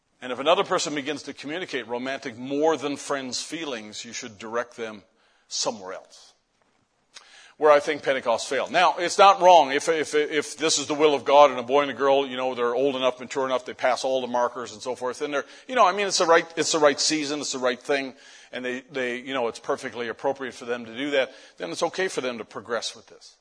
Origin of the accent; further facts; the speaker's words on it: Canada; I'm Canadian